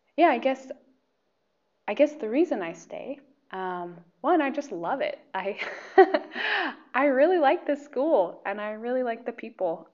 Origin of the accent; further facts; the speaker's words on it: Medford, Oregon, United States; moved away as an adult; now in Slovakia; I'm from uh, Oregon. Medford, Oregon is my hometown